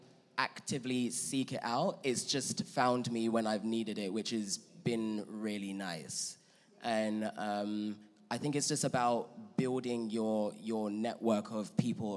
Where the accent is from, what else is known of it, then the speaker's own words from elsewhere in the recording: London, United Kingdom; moved away as an adult; now in Los Angeles, United States; growing up in London